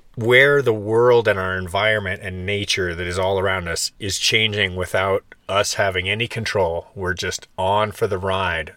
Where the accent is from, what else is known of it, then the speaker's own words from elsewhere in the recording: Canada; now in Florida, United States; growing up in Canada where seasons are very present in your experience